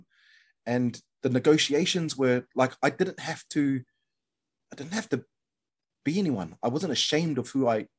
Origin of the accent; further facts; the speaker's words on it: New Zealand; moved away as an adult; now in Kent, United Kingdom; being a Kiwi